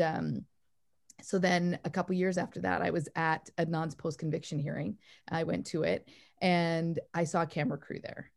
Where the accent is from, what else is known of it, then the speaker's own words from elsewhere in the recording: Canada; also born or lived in Calgary, Canada; now in New York, United States; I'm from Canada originally